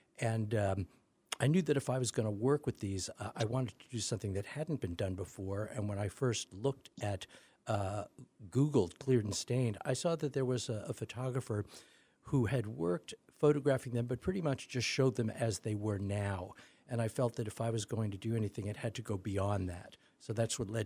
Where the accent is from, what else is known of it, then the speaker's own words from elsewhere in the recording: New York, United States; moved away; I grew up in New York, used to love going to the Natural History Museum